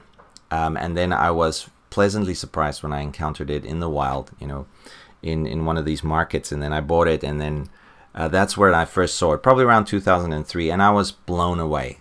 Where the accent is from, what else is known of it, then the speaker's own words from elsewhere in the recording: South Africa; growing up in South Africa